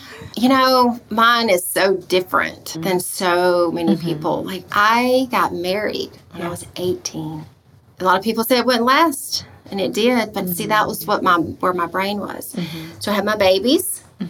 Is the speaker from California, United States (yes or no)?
no; Albany, Georgia, United States; born or raised there; moved away as an adult